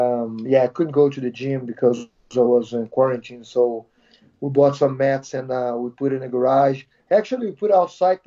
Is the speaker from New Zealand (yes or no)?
no; Brazil; moved away as an adult; also born or lived in California; now in Connecticut, United States; Brazil, Sobralia, my hometown.